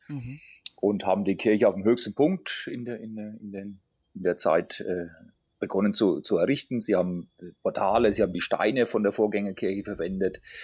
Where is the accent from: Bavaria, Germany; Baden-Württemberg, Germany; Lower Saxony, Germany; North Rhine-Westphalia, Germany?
Bavaria, Germany; Grettstadt; moved away; also born or lived in Schweinfurt / Swabia; ich bin geboren in Schweinfurt. Mhm und aufgewachsen in der, Region, in der Region also in, in Gretstadt